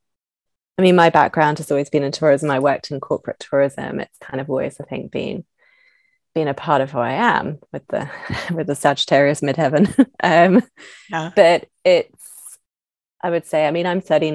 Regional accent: London, United Kingdom; moved away; I'm from London originally, I'm from the UK.

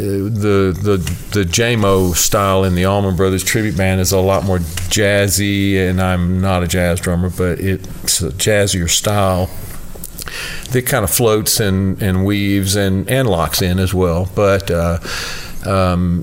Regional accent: Augusta, Georgia, United States; now in Nashville, United States; I was from Augusta, Georgia, so I grew up in Georgia

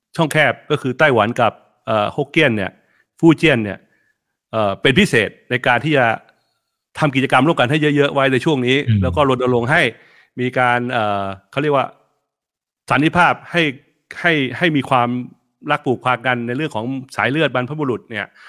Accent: Thailand; ไทยเชื้อสายจีน

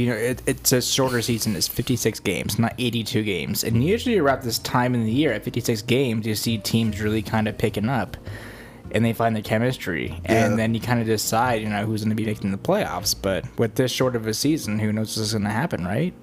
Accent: Denver, Colorado, United States; we're the boys from Denver

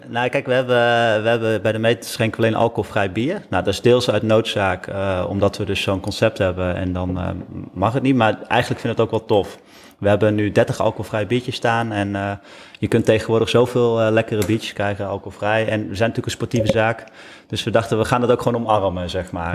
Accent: Deventer, Overijssel, Netherlands; we komen zelf uit Deventer

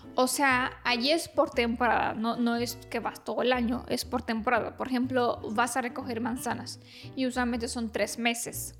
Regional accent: Romania

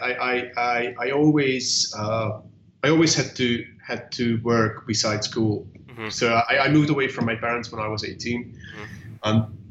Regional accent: Hungary; I'm from Hungary, so I went to the Hungarian University of Art and Design

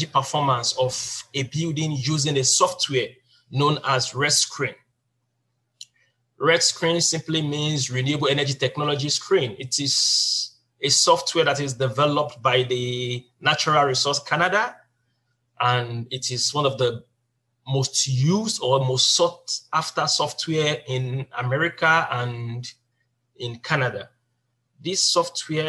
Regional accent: Nigeria; moved away as an adult; now in South Korea; I'm from Nigeria

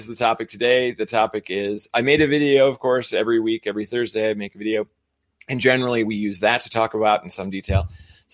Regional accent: United States; I'm American

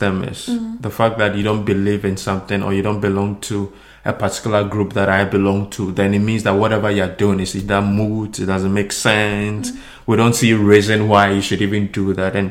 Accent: Ghana; moved away; We are Ghanaian

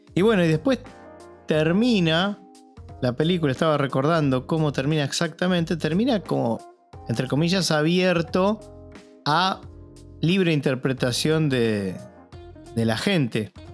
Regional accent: Argentina; acá en Argentina

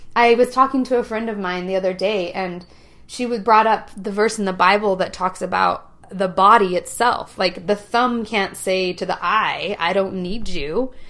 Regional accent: Utah, United States; I grew up in Utah County

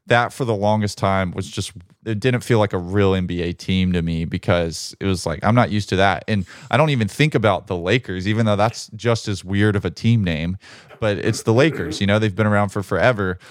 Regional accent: Birmingham, Alabama, United States; my hometown, Birmingham, Alabama

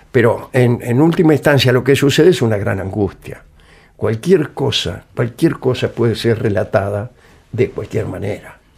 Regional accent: Morse, Buenos Aires, Argentina; Yo nací en Morse

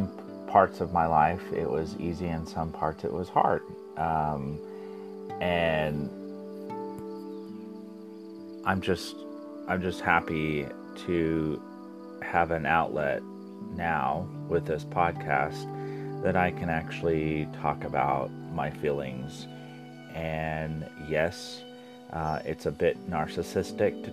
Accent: Springfield, Missouri, United States; I'm from the Midwest, Southwest Missouri. And I was born and raised in a small town of Springfield.

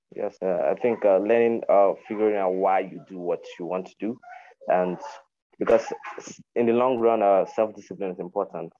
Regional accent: Nigeria; from Nigeria

